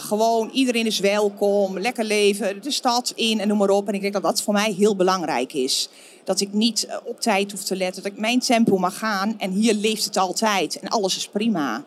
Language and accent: Dutch; Netherlands; moved away as an adult; also born or lived in Florida, United States; Ze vonden ons toch eigenlijk die nuchtere Hollanders. En ik denk dat we dat ook wel zijn